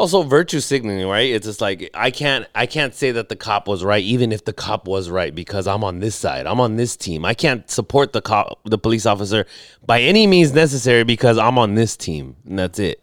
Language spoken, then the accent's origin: English; National City, California, United States; I'm from National City